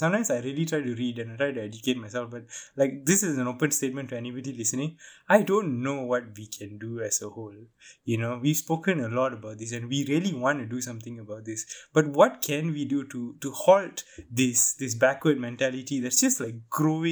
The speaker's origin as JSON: {"language": "English", "country": "Malaysia", "said": "As a Malaysian Indian"}